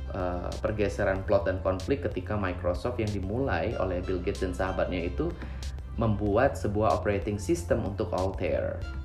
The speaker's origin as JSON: {"language": "Indonesian", "town": "Palembang", "region": "South Sumatra", "country": "Indonesia", "tie": "born or raised there", "said": "saya tinggal dan besar di kota Palembang. Dari kecil kuliah, sekolah, cari duit juga di kota Palembang."}